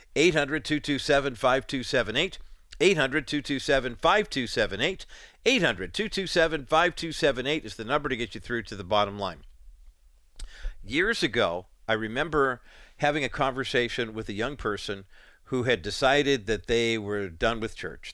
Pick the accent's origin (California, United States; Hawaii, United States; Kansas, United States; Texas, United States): California, United States; Whittier; Barry's in Whittier, my hometown